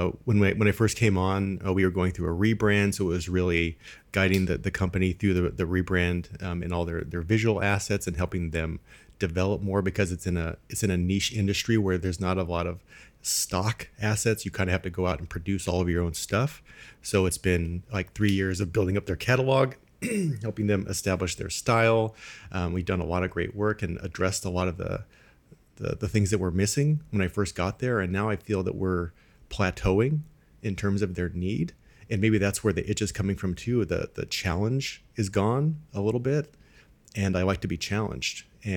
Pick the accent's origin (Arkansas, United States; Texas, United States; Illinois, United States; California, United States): California, United States; now in Midwest, United States; I'm originally from Southern California, and you have this perception of the Midwest as just farms and cows and all that kind of stuff.